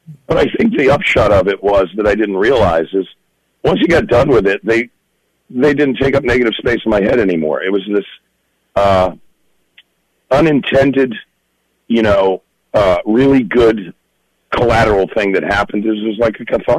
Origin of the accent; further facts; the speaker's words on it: California, United States; Yeah, I mean, we were far out in the valley, so it was kind of one of those things, oh, it's so close but so far away kind of thing, you know?